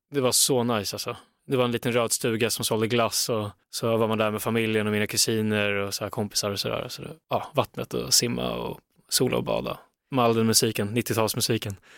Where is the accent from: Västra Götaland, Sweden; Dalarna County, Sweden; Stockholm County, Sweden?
Stockholm County, Sweden; Stockholm; jag är från Stockholm